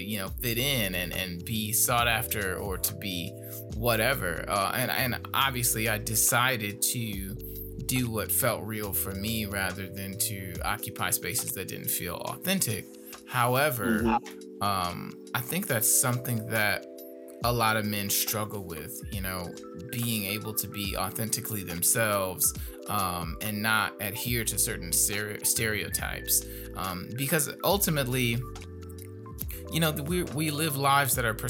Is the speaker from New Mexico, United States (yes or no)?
no; Gary, Indiana, United States; growing up in Gary